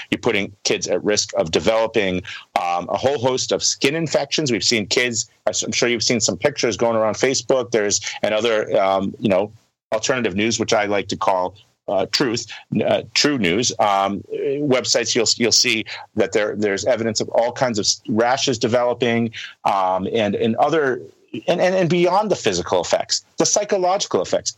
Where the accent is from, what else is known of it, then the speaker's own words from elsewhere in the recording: United States; as an American